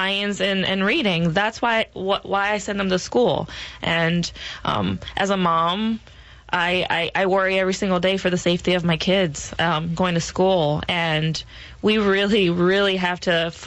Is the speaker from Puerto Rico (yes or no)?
yes; Puerto Rico; now in Maryland, United States; I'm from Puerto Rico